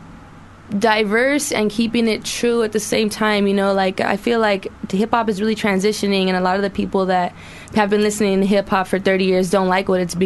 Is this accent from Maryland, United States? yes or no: no; Los Angeles, California, United States; I'm from Los Angeles. I was born and raised there.